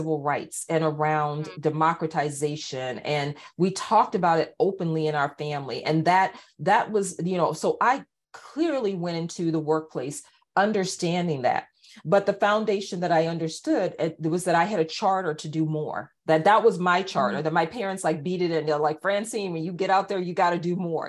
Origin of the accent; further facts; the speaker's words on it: East Coast, United States; moved away as an adult; also born or lived in Cedar Rapids, Iowa; I'm from the East Coast